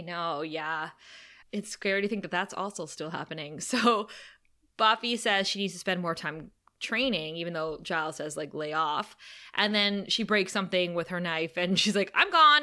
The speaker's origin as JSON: {"language": "English", "town": "Thunder Bay", "region": "Ontario", "country": "Canada", "said": "Kara and I hail from Thunder Bay, Ontario, Canada, which is the amethyst mining capital of the world"}